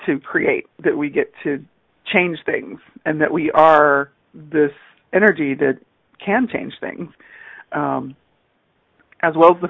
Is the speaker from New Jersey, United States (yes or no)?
no; Pasadena, Texas, United States; also born or lived in California; I grew up in the Pasadena, Texas area, Pasadena, Houston area